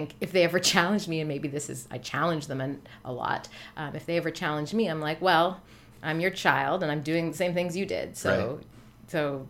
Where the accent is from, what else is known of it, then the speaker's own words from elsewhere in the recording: Newfoundland and Labrador, Canada; I grew up in Newfoundland on the east coast of Canada.